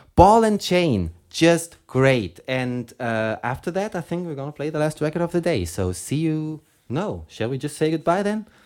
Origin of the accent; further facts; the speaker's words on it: Germany; accent: German; English is a second language; my German accent